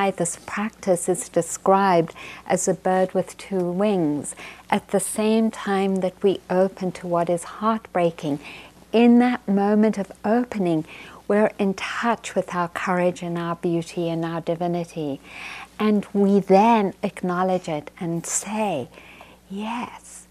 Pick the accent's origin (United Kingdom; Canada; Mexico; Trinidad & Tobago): United Kingdom; England; moved away; I grew up in England